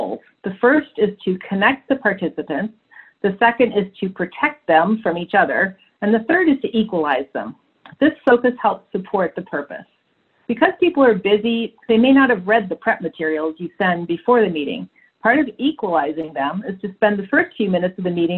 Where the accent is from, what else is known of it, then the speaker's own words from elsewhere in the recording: Canada; I was born in Canada